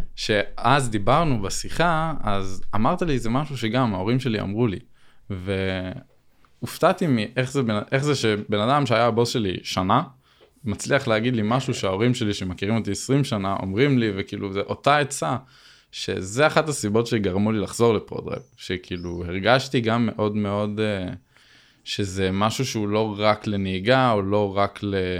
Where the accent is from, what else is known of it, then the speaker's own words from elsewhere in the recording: Binyamina, Haifa District, Israel; moved away as an adult; now in Arad, Israel; אני במקור מבנימינה, אבל בזכות העבודה אז עברתי לערד